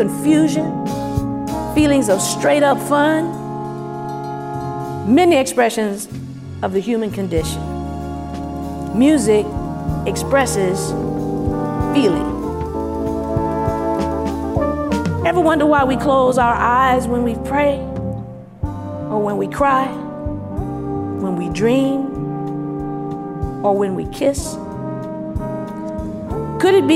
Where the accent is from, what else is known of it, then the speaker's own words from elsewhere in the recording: Los Angeles, California, United States; I grew up in South Central Los Angeles